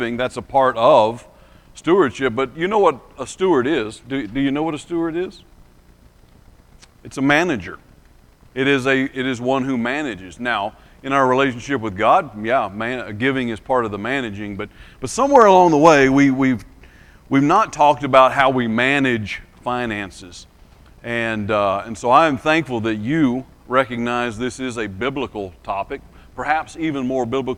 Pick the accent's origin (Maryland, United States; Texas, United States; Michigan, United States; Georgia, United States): Georgia, United States; Lee County, southwest; now in Alabama, United States; So I live in Alabama, but I grew up in southwest Georgia, in Lee County, which is near Albany